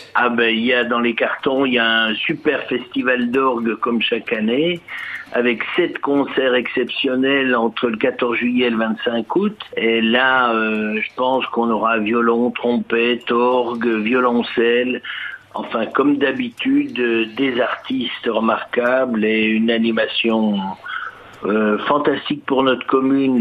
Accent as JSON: {"language": "French", "town": "Arbois", "region": "Bourgogne-Franche-Comté", "country": "France", "tie": "born or raised there", "said": "je suis né à Arbois"}